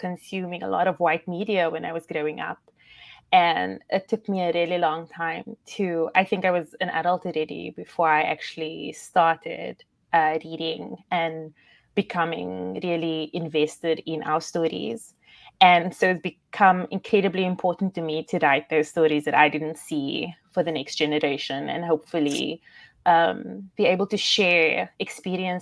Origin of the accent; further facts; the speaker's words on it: South Africa; I'm obviously South African